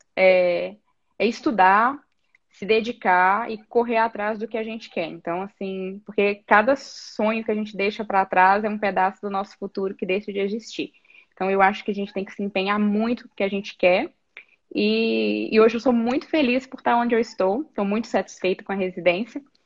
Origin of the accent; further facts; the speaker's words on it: Teófilo Otoni, Minas Gerais, Brazil; moved away as an adult; also born or lived in Niterói, Rio de Janeiro; now in São Paulo, Brazil; eu sou de Teoflotone, Minas Gerais é, Nordeste de Minas